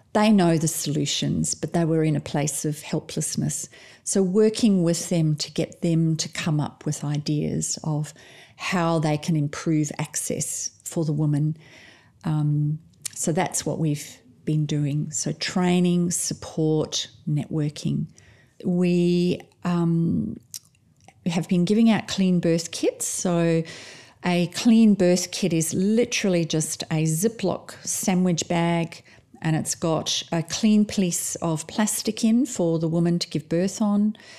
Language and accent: English; South Africa; now in Perth, Australia; I'm actually originally from South Africa